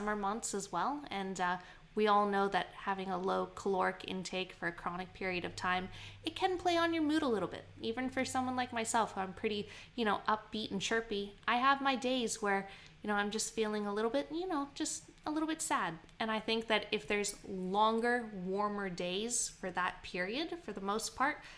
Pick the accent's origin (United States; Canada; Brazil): Canada; now in Queensland, Australia; I grew up in Canada